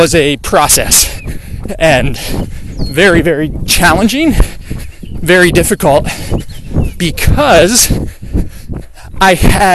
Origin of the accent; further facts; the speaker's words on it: Stowe, Vermont, United States; I grew up in Vermont playing hockey at a rink